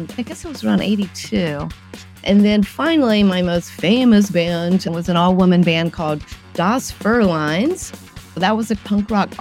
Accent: North Carolina, United States; moved away as an adult; now in New York, United States; Growing up in North Carolina, we had Cats.

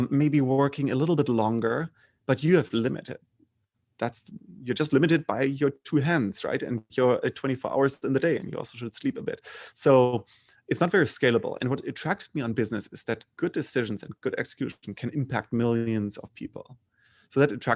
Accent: Bremen, Germany; English is a second language; moved away; also born or lived in Freiburg; I grew up in Germany. So pretty, I would say, mainstream German middle class

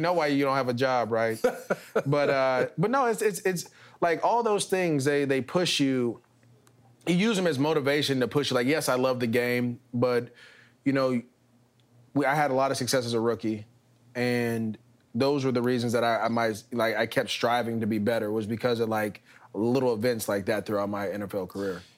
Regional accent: Bay Area, California, United States; moved away as an adult; also born or lived in Los Angeles; I'm being from the Bay Area

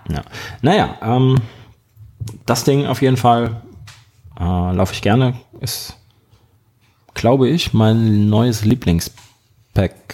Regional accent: Germany; wir Deutschen

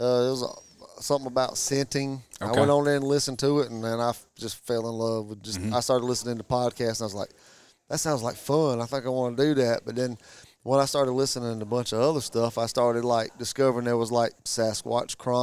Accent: Whitmire, South Carolina, United States; We're from South Carolina

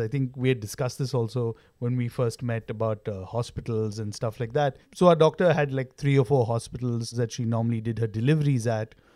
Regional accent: Mumbai, Maharashtra, India; I was born in South Bombay

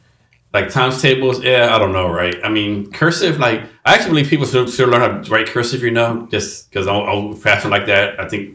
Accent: Texas, United States; I'm from Texas. I'm Republican, you know, I'm Roman Catholic.

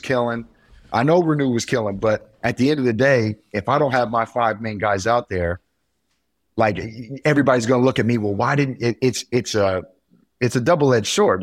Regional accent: near Kokomo, Indiana, United States; up north by my hometown

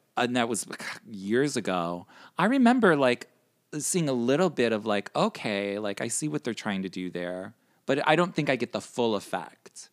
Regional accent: Chicago, Illinois, United States; now in New York, United States; I'm originally from Chicago

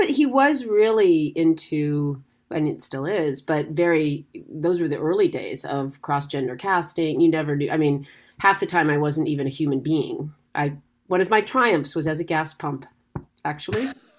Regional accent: central Connecticut, United States; I grew up in central Connecticut, and I went to a big public high school. I come from lawyers, but I was a theater kid.

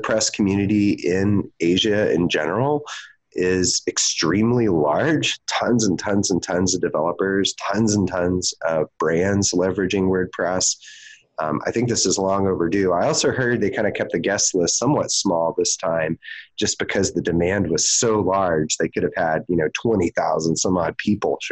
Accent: Houston, Texas, United States; moved away; WordCamp Houston, my hometown.

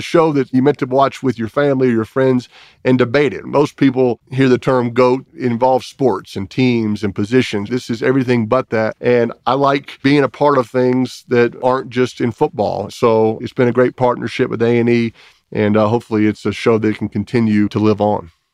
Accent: New Orleans, Louisiana, United States; moved away; the house where I grew up in New Orleans

